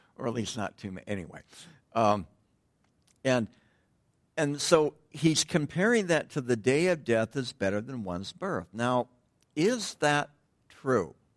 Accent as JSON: {"language": "English", "region": "Southern California", "country": "United States", "tie": "born or raised there", "said": "growing up in Southern California"}